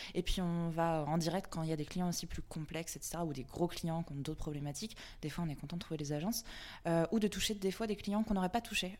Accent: Vannes, Brittany, France; now in Nantes, France; je suis nantaise depuis 10 ans maintenant euh, et je viens de Vannes, en Bretagne

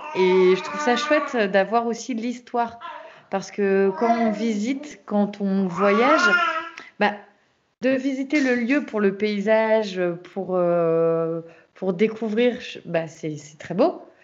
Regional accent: Brittany, France; je suis bretonne et voilà, je suis toujours en Bretagne.

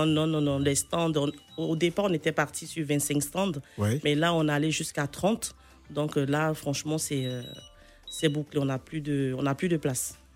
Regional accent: Côte d’Ivoire; c'est mon pays. Je suis euh, ivoirienne

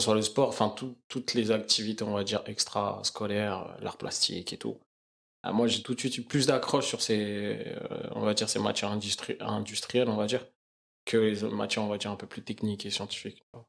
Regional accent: Crosne, Île-de-France, France; also born or lived in Belleville, Paris; J'ai grandi dans 91, donc euh, une petite ville euh, qui s'appelle Crône

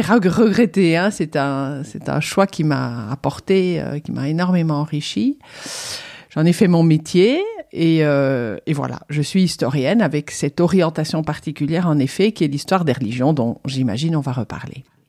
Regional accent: Liège, Wallonia, Belgium; moved away as an adult; also born or lived in Germany / Rome, Italy; now in Toulouse, France; j'ai eu la chance d'avoir au lycée, c'était en Belgique, je suis belge d'origine. C'était à Liège

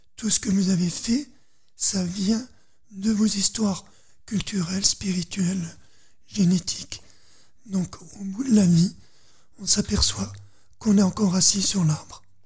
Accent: Dauphiné, Auvergne-Rhône-Alpes, France; je suis dans la terre du Dauphiné

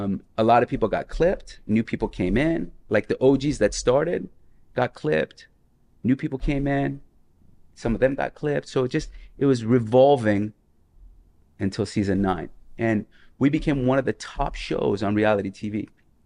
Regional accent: Las Vegas, Nevada, United States; I came from Las Vegas, where at 21 I was hustling

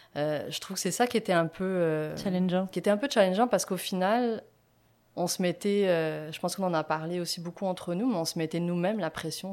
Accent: France; moved away as an adult; now in Quebec, Canada; je suis française

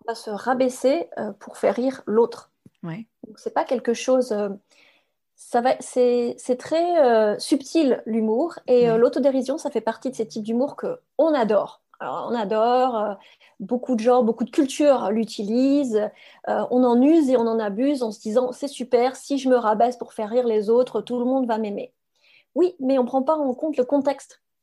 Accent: France; first language French; moved away as an adult; also born or lived in England; je suis quand même française

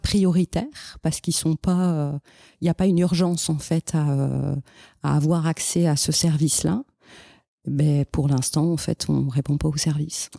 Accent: France; moved away as an adult; now in Montreal, Canada; en tant que français

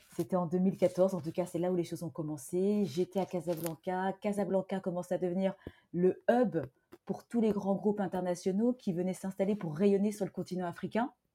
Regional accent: Fontainebleau, Île-de-France, France; also born or lived in Hargeisa, Somaliland; je suis née à Fontainebleau, en Seine-et-Marne. Je suis originaire de Somalie alors euh, d'une ville, la capitale du Somaliland qui s'appelle Argesa.

